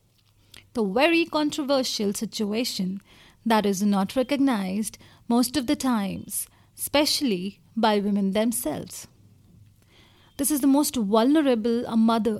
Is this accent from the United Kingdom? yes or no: no; India; I come from India